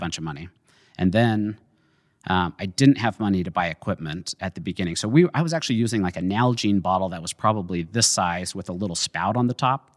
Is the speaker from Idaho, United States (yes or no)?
yes; Jerome, Idaho, United States; also born or lived in Utah; I grew up in Jerome. I was born in Utah.